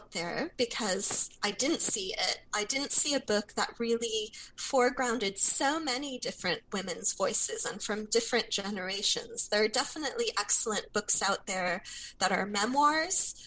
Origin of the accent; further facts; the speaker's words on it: United States; now in Australia; living in Australia and being American